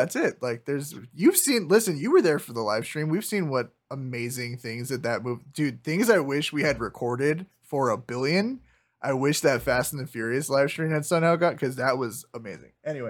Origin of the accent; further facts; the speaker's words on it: Los Angeles, California, United States; growing up in Los Angeles